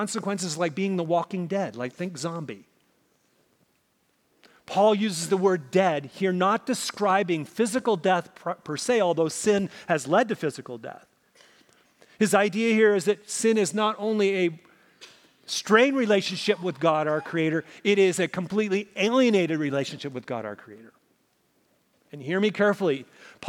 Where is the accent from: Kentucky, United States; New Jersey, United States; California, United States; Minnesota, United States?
Minnesota, United States; moved away; where I grew up in Minnesota